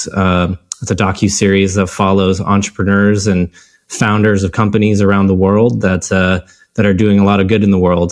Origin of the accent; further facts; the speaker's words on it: Denver, Colorado, United States; now in Los Angeles, United States; Born and raised in Denver, Colorado